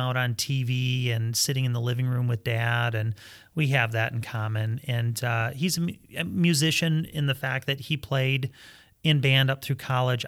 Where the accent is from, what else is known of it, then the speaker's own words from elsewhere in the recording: Fowlerville, Michigan, United States; we grew up in Fowlerville, Michigan.